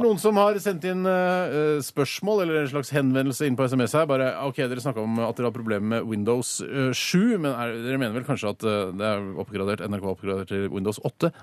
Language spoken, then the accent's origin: Norwegian; Norway; jeg er jo norsk